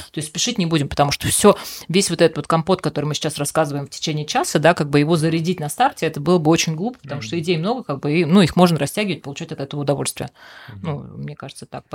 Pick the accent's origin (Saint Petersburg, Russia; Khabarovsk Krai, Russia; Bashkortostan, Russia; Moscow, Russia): Bashkortostan, Russia; Dok; я сама родом с Дока и до 16 лет жила на, на ага. Доке